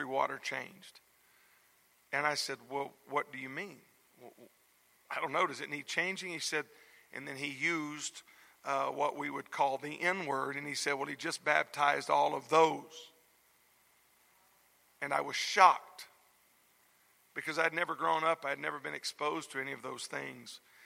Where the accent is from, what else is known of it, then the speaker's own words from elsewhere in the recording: South Louisiana, United States; moved away; I was raised in South Louisiana in the home of godly parents